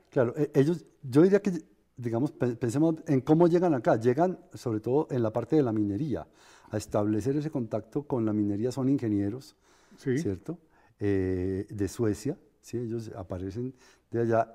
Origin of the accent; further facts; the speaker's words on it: Bogotá, Colombia; Yo soy el bogotano del, paseo, pero con ah, raíces paisas.